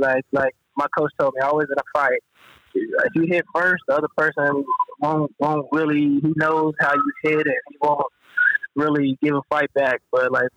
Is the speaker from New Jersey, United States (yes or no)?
no; Missouri, United States; I'm from Missouri, and this is my home state